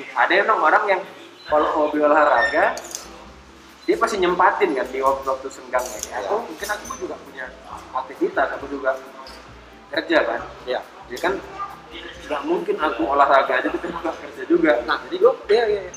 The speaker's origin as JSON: {"language": "Indonesian", "town": "Medan", "region": "North Sumatra", "country": "Indonesia", "said": "kita kan memang orang Medan"}